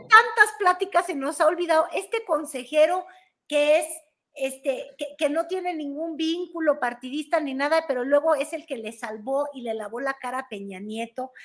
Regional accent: Mexico; somos los mexicanos

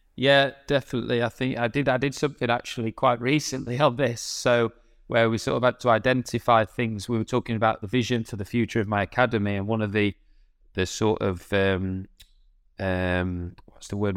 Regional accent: United Kingdom; I was still being British

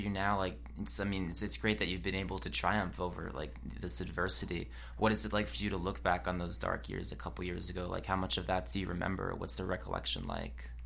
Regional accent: New Jersey, United States; I'm from New Jersey

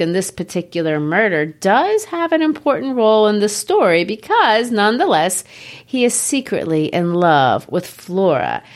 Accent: United States; I'm not English

